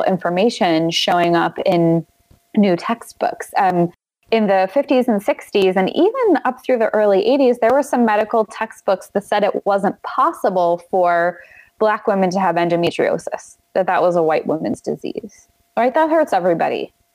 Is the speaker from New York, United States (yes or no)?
yes; New York, United States; moved away; I'm from New York